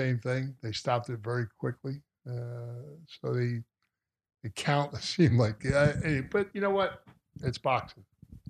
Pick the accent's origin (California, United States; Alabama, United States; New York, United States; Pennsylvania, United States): Pennsylvania, United States; Philadelphia; moved away; I was a street guy from Philly.